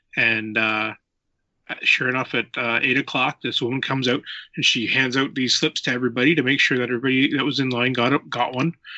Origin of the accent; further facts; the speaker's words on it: near Kincardine, Ontario, Canada; I am from Ontario, Canada, in a little spot uh, close to Kincardine, Ontario.